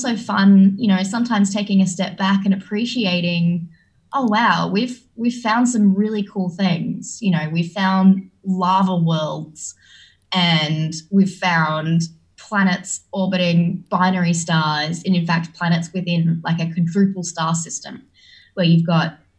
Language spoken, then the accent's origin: English; Australia; as an Australian growing up